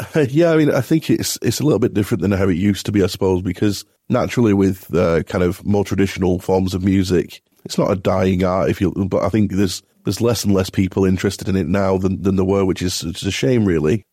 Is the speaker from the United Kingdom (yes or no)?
yes; Bolton, North West England, United Kingdom; I'm, I'm from Bolton originally